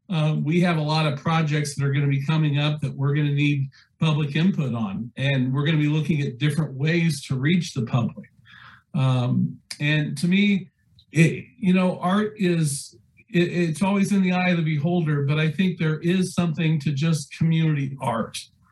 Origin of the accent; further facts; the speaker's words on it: Salina, Kansas, United States; Mary, my background, I come from Salina, and we have the rich cultural river festival that I think is a jewel for that community.